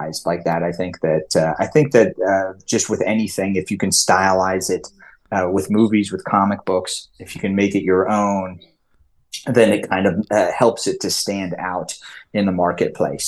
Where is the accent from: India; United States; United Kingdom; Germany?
United States; Lake Tahoe; accent: California; I grew up in Lake Tahoe, which if anybody oversees, it's right on the border of California and Nevada